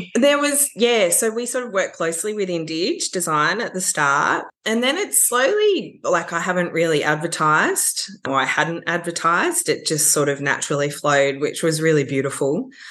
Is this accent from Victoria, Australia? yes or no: yes; Warrandyte, Victoria, Australia; growing up in Warrandyte has been a huge part of my appreciation for landscape and nature